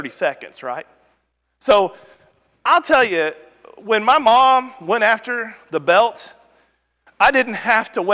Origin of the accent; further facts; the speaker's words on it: Rogersville, Missouri, United States; in our congregation growing up in Rogersville, Missouri